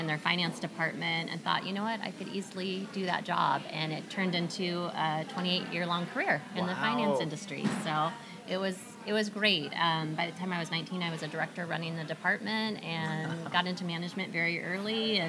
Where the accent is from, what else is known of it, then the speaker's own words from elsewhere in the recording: Marysville, Washington, United States; also born or lived in California; We went from California to Washington and ended up in Marysville.